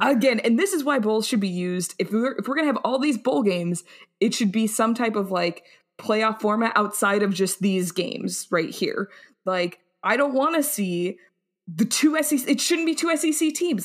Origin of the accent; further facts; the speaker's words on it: United States; we're American.